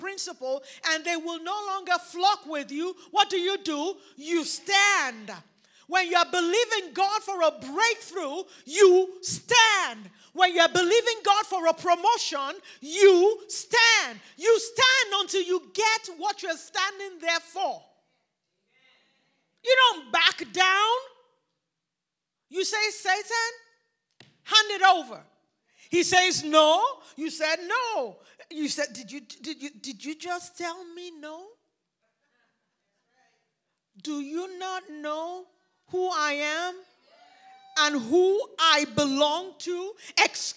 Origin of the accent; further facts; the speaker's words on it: Nigeria; accent: Nigerian; now in United States; I grew up in Nigeria where there was a lot of talk about things that are not seen